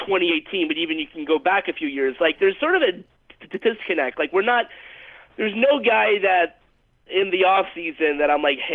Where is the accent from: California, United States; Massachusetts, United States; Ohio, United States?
California, United States; Los Angeles; It's being held here in my hometown of Los Angeles.